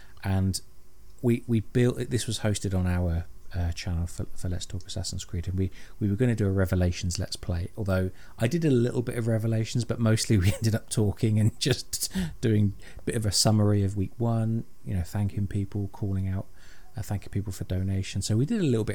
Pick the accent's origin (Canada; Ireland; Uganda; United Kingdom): United Kingdom; I'm British.